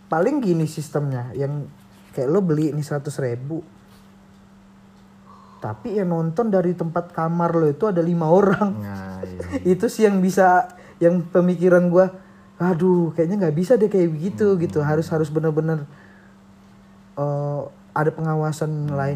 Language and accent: Indonesian; Lampung, Indonesia; gue orang Lampung tapi gue pengen ditonton orang Jakarta